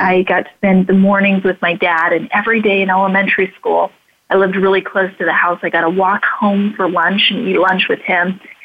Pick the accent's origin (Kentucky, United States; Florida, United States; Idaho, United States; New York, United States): Idaho, United States; Idaho Falls; I grew up in Idaho Falls, Idaho